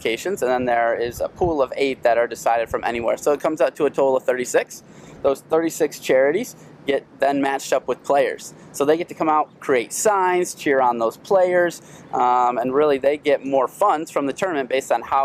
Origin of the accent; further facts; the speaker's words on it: Midland, Michigan, United States; also born or lived in Ann Arbor; I'm from this area, right? Growing up in Midland, familiar here